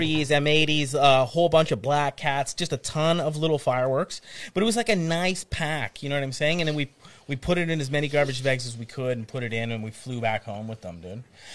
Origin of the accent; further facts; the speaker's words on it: Ontario, Canada; we're not from Florida, we're from Ontario